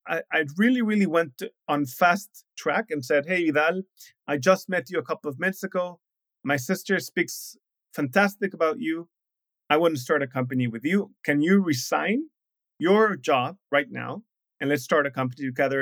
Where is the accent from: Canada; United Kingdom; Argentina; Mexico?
Mexico; moved away as an adult; also born or lived in Shanghai, China / Brazil; I'm from Mexico